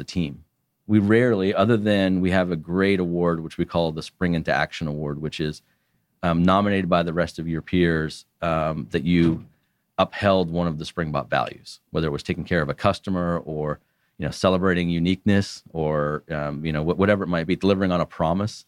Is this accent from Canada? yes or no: yes; Canada; as a Canadian